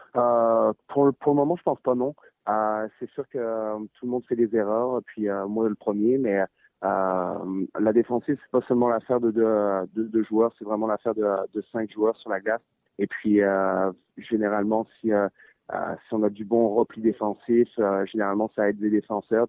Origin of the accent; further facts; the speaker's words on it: France; moved away; quand j'ai grandi en France